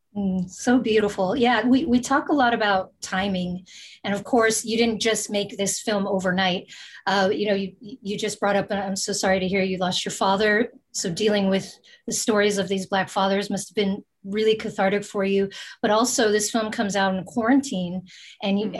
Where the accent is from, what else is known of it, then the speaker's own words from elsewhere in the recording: Bay Area, California, United States; we're from the Bay Area